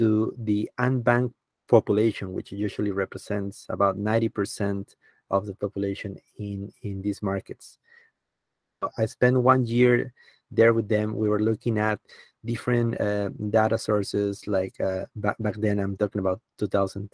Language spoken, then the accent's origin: English; Peru; moved away; I started working in my home country, Peru